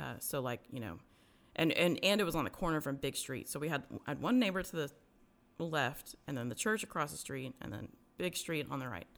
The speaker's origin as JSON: {"language": "English", "town": "Garland", "region": "Texas", "country": "United States", "tie": "born or raised there", "also_born_or_lived": "Dallas", "said": "I was, uh, born in Dallas, uh, but we moved when I was, like, one to Garland. Um, and so grew up in, I've lived my whole life until I was, like, thirty-five to, in Garland"}